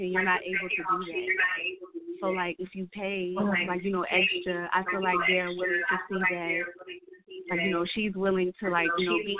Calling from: Pawleys Island, South Carolina, United States; I'm calling from Pawleys Island

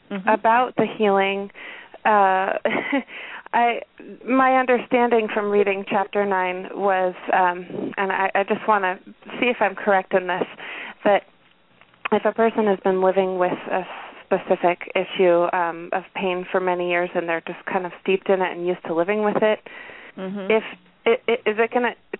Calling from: Washington, United States; I'm calling from Washington.

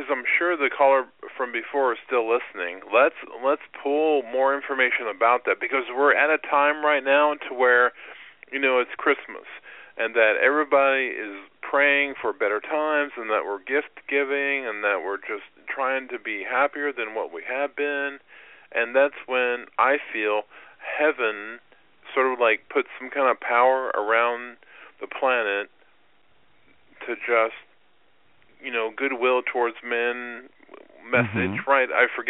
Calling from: Illinois, United States; I'm from the Illinois area.

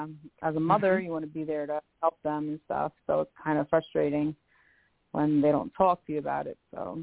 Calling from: Westchester, New York, United States; I'm calling from Westchester, New York.

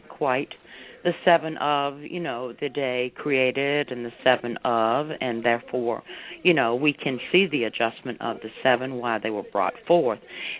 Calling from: Tarpon Springs, Florida, United States; calling you from Tarpon Springs, Florida.

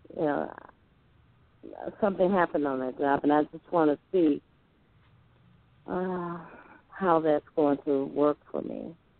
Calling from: Tennessee, United States; I'm calling from Tennessee

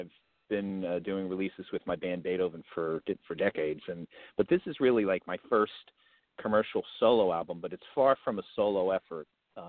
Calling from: New Jersey, United States; So I'm calling in from Central Jersey right now, but I'm about only 30 minutes outside of Manhattan.

